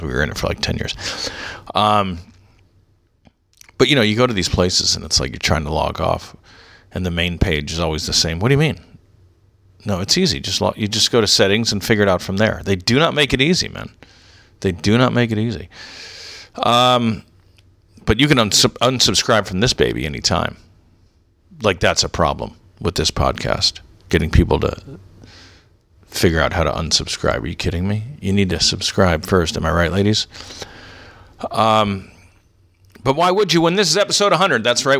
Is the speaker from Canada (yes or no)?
yes; Canada; Yeah, I'm Canadian, Christian, English, liberal.